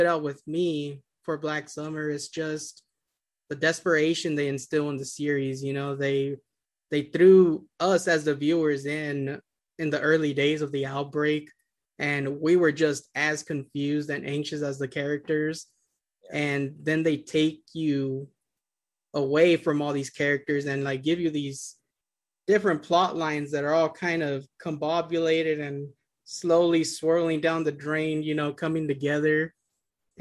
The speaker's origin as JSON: {"language": "English", "town": "Yuma", "region": "Arizona", "country": "United States", "tie": "born or raised there", "moved": "yes", "lives_now": "Phoenix, United States", "said": "I grew up in Yuma, Arizona, which is a border town, like 5 miles from the Mexican border."}